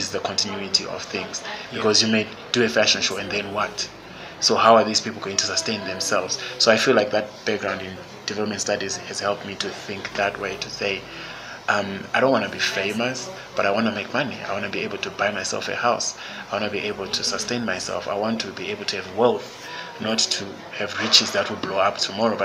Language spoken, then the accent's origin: English; Zimbabwe; also born or lived in Senegal